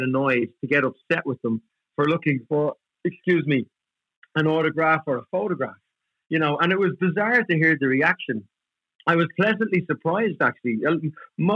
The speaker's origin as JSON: {"language": "English", "town": "Dublin", "region": "Leinster", "country": "Ireland", "tie": "born or raised there", "said": "where we grew up and life in Dublin back in the 80s, it was tough"}